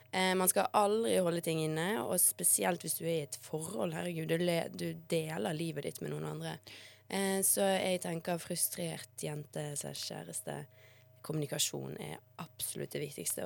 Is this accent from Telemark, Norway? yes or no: no; Bergen, Vestland, Norway; also born or lived in Bosnia; jeg kanskje er den eneste bergenseren som ikke eier en regnjakke